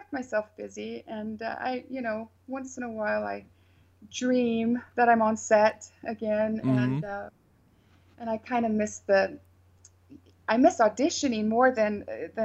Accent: United States; moved away as an adult; now in Norway; I'm an American

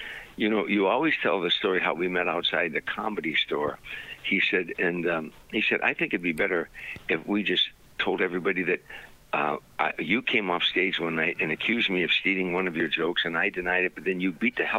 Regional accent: Harvey, Illinois, United States; moved away as an adult; now in Sherman Oaks, United States; as a little boy growing up in Harvey, I had 8 brothers and sisters. We lived in a shack, you know, raggedy poor

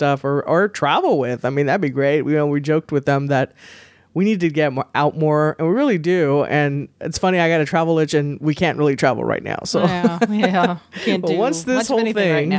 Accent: Texas, United States; we actually do have pretty clear skies and such. So, I mean, I love my home state

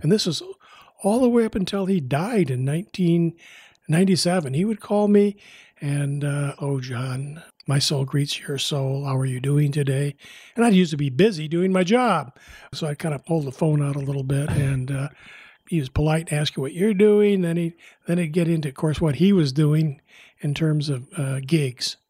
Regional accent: Midwest, United States; now in Bay Area, United States; I grew up in the Midwest

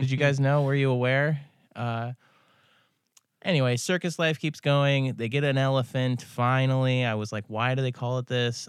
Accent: Ithaca, New York, United States; now in Seattle, United States; I'm from Ithaca

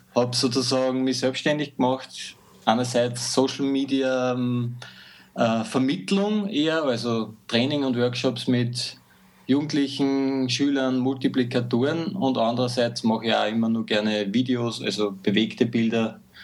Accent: Mühlviertel, Upper Austria, Austria; moved away as an adult; now in Linz, Austria; geboren im Mühlviertel in einem kleinen Dorf, bin nach Linz gezogen in die große Stadt

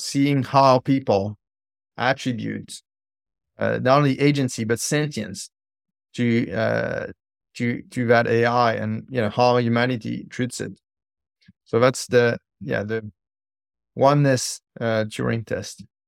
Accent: Île-de-France, France; now in San Diego, United States; I'm from Florence, so I was in suburbs of Paris in the courtyard at school

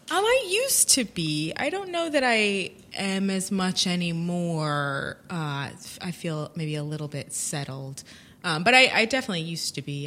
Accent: United States; moved away as an adult; as an American

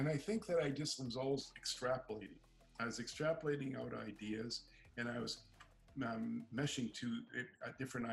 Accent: San Diego, California, United States; now in Canada; I was originally from California, San Diego, and living in Canada

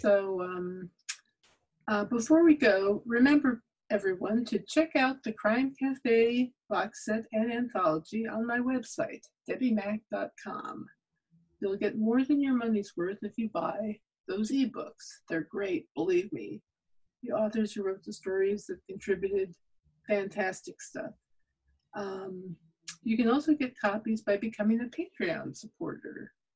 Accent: New York, United States; I am from New York.

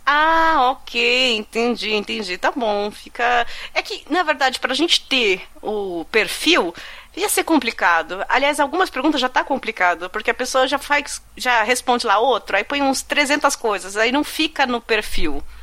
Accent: ABC Paulista, São Paulo, Brazil; eu sou aqui do ABC

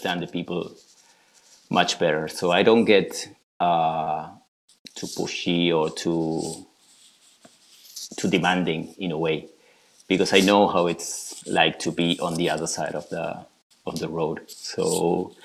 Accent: Buenos Aires, Argentina; moved away as an adult; now in Patagonia, Argentina; I was born and raised in Buenos Aires

